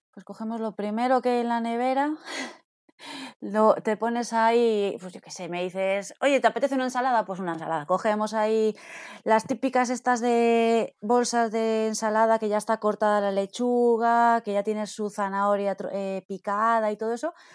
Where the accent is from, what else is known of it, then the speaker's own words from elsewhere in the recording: Villamuriel de Cerrato, Castile and León, Spain; soy de un pueblo que está a 7 kilómetros de Palencia, se llama Villamuria de Cerrato